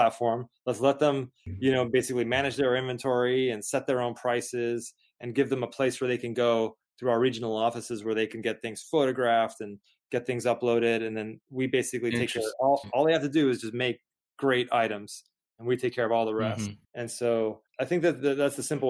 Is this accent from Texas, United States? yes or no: yes; San Antonio, Texas, United States; We were growing up in San Antonio, Texas